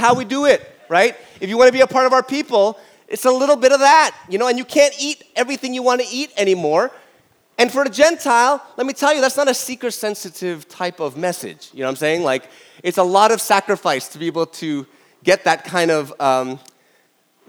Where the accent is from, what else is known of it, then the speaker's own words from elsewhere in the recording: Toronto, Ontario, Canada; I grew up in North York, Toronto, all my life